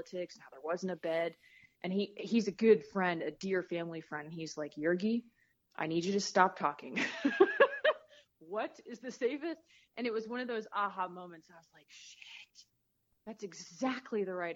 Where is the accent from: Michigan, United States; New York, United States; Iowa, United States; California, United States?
California, United States; Southern; moved away as an adult; also born or lived in Midwest; the music that I grew up listening to in Southern California in the 80s